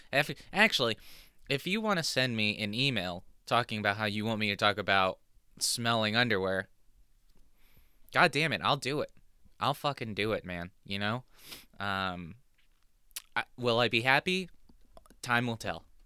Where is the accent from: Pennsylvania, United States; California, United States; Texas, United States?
California, United States; Southern; now in New Jersey, United States; I was born in Southern California